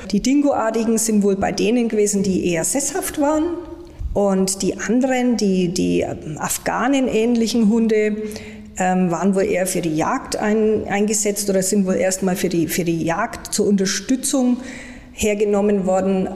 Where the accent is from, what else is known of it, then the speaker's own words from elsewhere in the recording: Germany; bei uns in Deutschland